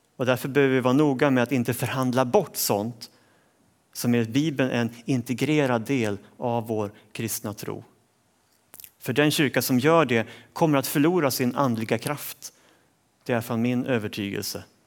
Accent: Sweden; jag som svensk

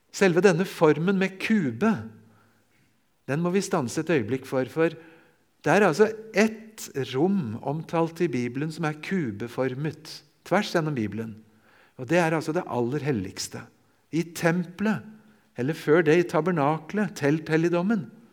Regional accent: near Larvik, Vestfold, Norway; jeg får si hjemme i Vestfold, ved Larvik

